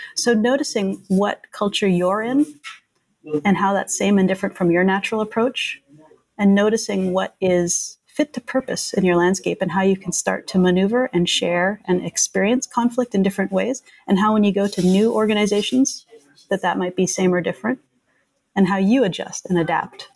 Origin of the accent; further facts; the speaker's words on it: Canada; now in United States; I'm Canadian